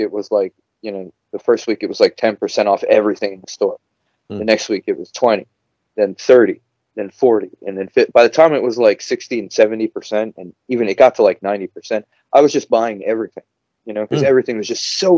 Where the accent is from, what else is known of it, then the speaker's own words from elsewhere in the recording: New Jersey, United States; now in Minnesota, United States; Yeah, I'm American. Obviously, I was born on the East Coast of America in New Jersey. I grew up in New Jersey, and then I kind of moved around all over the place. You know, I live in Minnesota now. I live in the Upper Midwest.